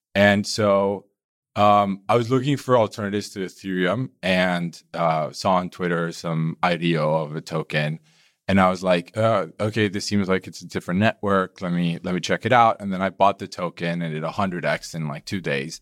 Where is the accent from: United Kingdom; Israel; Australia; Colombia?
Colombia; now in Berlin, Germany; I'm Colombian.